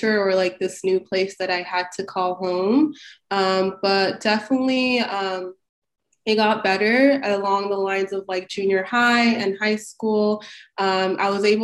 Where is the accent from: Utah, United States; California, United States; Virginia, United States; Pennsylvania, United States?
Utah, United States; Salt Lake City; born or raised there; English is a second language; moved away as an adult; also born or lived in Cairo, Egypt / South Sudan; now in Washington DC, United States